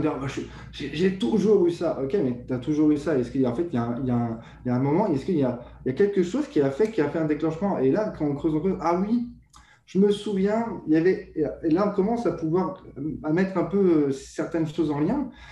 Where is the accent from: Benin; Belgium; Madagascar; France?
France; moved away as an adult; now in Quebec, Canada; je suis français euh, français immigré au Canada depuis maintenant plus de deux ans.